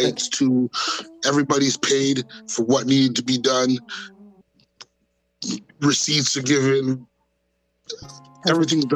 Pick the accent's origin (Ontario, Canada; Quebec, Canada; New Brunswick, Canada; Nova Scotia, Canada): Ontario, Canada; Toronto; I'm from Toronto